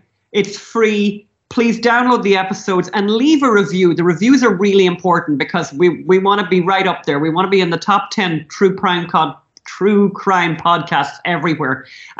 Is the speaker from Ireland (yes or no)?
yes; Ireland; as Irish people, we can't say anything much about drug addiction or alcoholism, right?